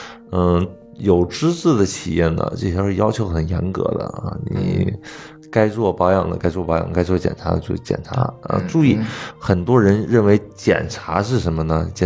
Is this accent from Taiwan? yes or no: no; China; 我们中国人有一个习惯不好，就是什么感冒我不吃药